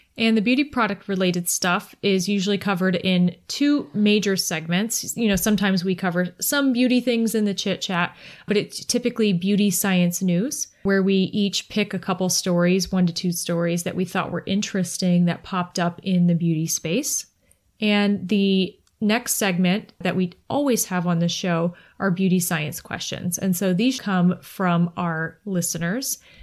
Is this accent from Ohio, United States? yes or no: yes; Kent, Ohio, United States; also born or lived in West Virginia; I'm actually from Kent